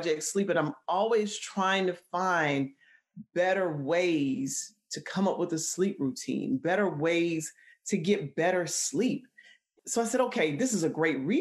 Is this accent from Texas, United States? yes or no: no; Columbus, Georgia, United States; moved away as an adult; also born or lived in Atlanta, Georgia / Minnesota; I am originally from Columbus, which is about an hour and a half south of Atlanta, driving home from school, you know, in Atlanta to my hometown